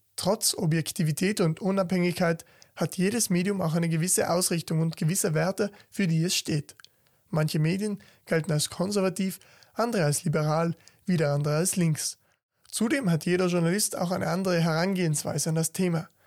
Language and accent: German; South Tyrol, Trentino-Alto Adige, Italy; besonders bei uns in Südtirol